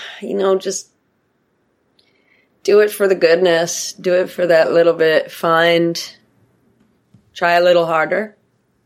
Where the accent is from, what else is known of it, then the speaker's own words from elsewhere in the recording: Pacific Northwest, United States; I grew up in the Pacific Northwest